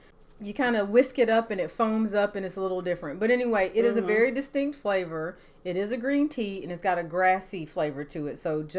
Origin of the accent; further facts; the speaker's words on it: the American South, United States; I am from the American South. You'll have to give me a little grace.